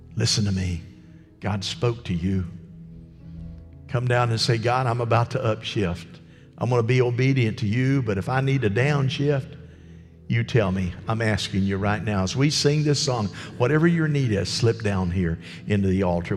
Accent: United States; as an American

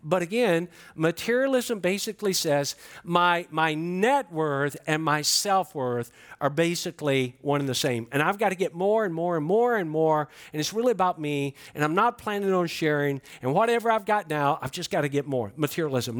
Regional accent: Georgia, United States; I'm from Georgia

